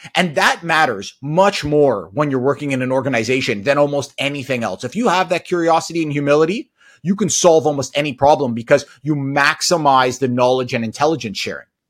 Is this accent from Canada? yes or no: yes; Toronto, Ontario, Canada; also born or lived in United States; I grew up in the Toronto area